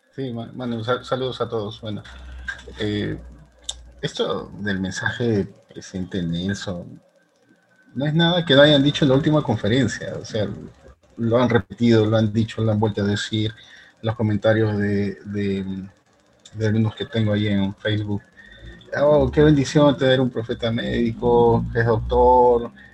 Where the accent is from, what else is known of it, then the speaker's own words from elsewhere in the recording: Peru; aquí en mi país, en Perú